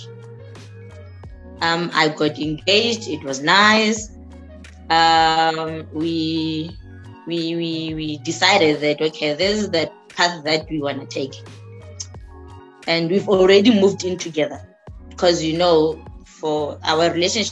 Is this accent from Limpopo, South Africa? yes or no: yes; Limpopo, South Africa; moved away; I'm from Limpopo.